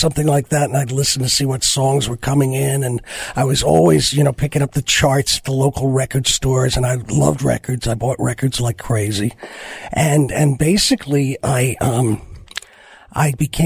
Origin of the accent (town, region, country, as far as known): New York City, New York, United States; born or raised there; also born or lived in Manhattan, New York / Harlem, New York